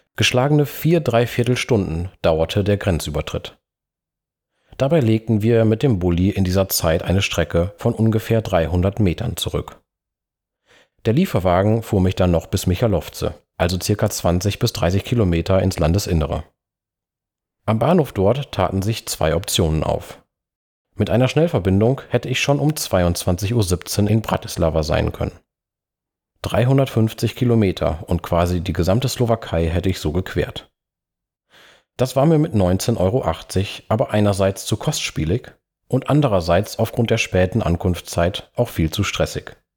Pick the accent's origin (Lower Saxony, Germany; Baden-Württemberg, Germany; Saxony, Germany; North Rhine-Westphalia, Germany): North Rhine-Westphalia, Germany; Münsterland; meine Heimat, das Münsterland